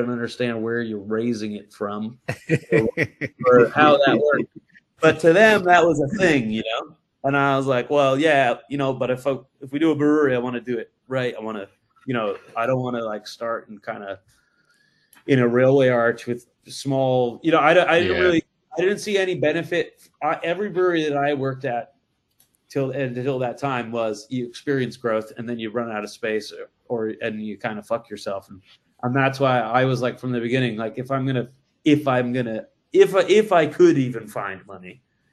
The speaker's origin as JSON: {"language": "English", "region": "Massachusetts", "country": "United States", "also_born_or_lived": "Colorado", "moved": "as an adult", "lives_now": "London, United Kingdom", "said": "I'm from Massachusetts"}